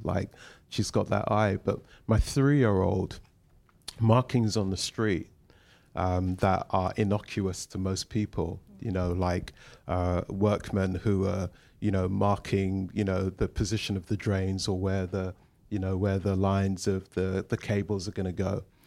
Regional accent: London, United Kingdom; we we grew up in Shepherd's Bush, which is only down the road

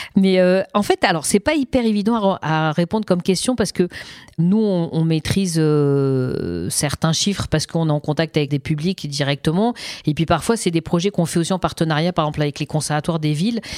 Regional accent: Seine-Saint-Denis, Île-de-France, France; also born or lived in Paris; moi j'ai grandi en Seine-Saint-Denis

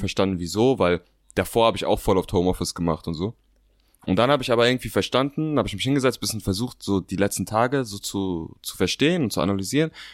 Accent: Berlin, Germany; Ich bin 27 Jahre alt, bin Berliner und bin Co-Founder der Motivation Bros.

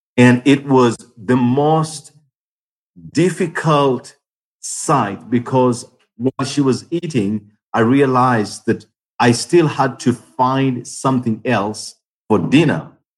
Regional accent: Uganda; I am from Uganda

